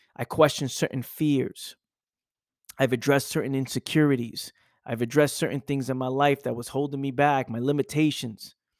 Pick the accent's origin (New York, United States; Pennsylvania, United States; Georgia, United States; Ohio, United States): New York, United States; New York City; living in my parents' house, growing up in the Bronx